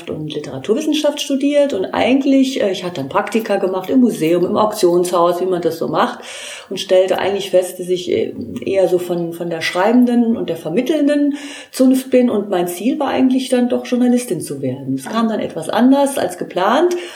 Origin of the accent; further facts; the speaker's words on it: Trier, Rhineland-Palatinate, Germany; ich komme aus Trier